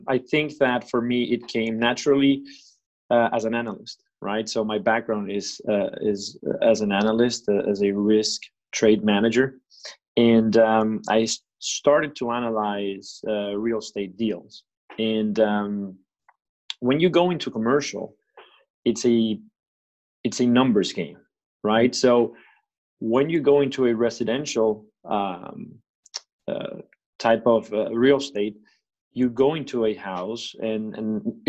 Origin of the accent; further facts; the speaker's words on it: Venezuela; now in Fort Lauderdale, United States; I am from Venezuela originally, but I moved to the States, and I lived in different countries, but I moved to the States in 2003.